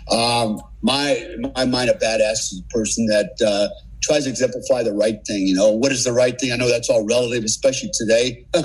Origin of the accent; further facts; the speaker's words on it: Germany; I spent most of my childhood and teenage years growing up in Germany, and in large part, I was raised by my family, my German family over there as well.